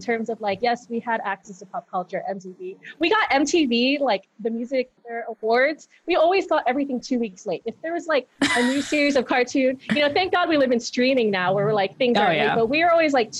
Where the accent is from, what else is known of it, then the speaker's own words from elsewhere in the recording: Guam; moved away as an adult; now in Las Vegas, United States; I grew up in Guam